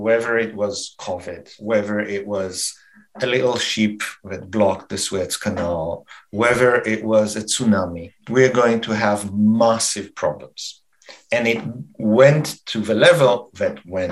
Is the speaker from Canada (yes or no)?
yes; Canada; we are Canadian